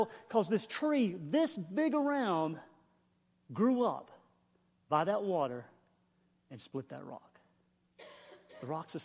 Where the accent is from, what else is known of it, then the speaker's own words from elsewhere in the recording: the Carolinas, United States; I'm a hillbilly from the Carolinas